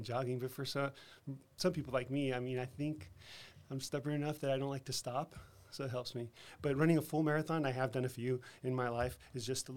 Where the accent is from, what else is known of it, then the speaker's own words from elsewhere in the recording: El Paso, Texas, United States; also born or lived in Seattle, Washington / Denver, Colorado / Boston, Massachusetts; now in San Antonio, United States; I grew up in El Paso, Texas